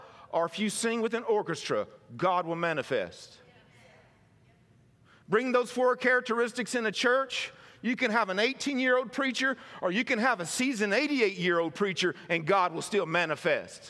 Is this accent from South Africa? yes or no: no; Mississippi, United States; moved away as an adult; now in California, United States; where I was raised in Mississippi